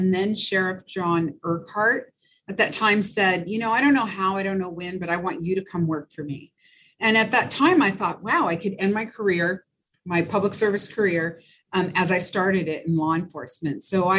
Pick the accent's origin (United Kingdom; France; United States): France; born there; moved away; And then the fact that, you know, I was born in France. My dad met my mom when he was stationed there, and we moved somewhat, but didn't move a lot.